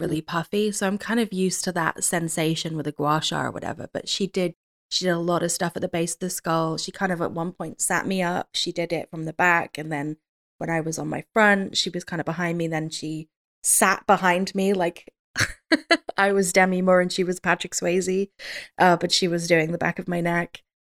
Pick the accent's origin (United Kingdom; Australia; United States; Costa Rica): United Kingdom; I'm British